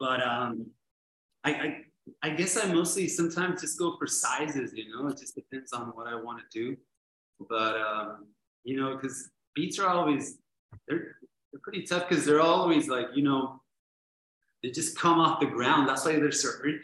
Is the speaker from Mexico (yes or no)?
yes; Tecate, Baja California, Mexico; also born or lived in San Diego, California; I was born in San Diego, but I've lived here in Tecate'S my whole life.